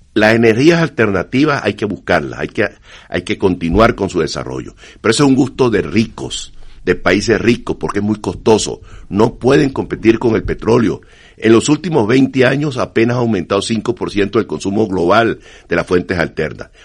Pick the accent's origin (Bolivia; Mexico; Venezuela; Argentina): Venezuela; Yo soy venezolano. En Venezuela